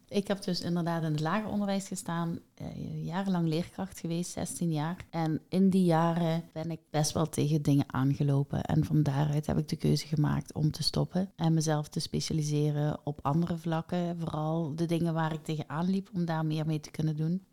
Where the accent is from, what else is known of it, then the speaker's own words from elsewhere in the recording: Netherlands; ik ben Nederlandse